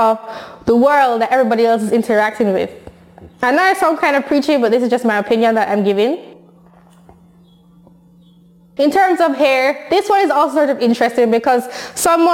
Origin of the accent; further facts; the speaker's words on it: Jamaica; I'm Jamaican, so I'm from a culture